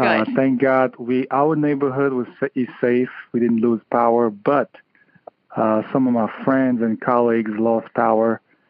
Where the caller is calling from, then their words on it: Connecticut, United States; I'm calling from Connecticut.